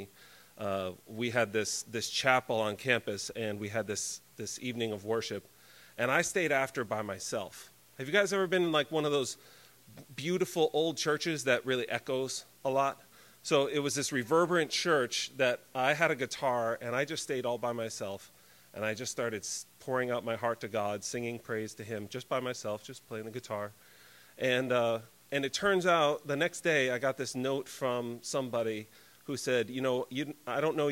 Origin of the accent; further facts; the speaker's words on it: Connecticut, United States; I grew up in Connecticut in a Christian home